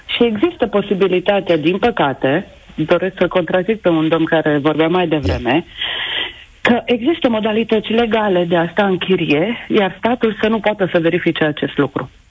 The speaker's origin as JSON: {"language": "Romanian", "town": "Oradea", "region": "Bihor County", "country": "Romania", "said": "sunt din Oradea"}